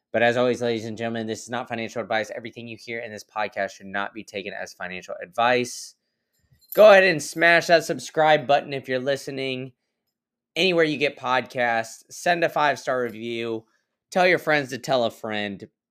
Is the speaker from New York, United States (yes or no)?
no; Austin, Texas, United States; moved away as an adult; now in Tampa, United States; I grew up in Austin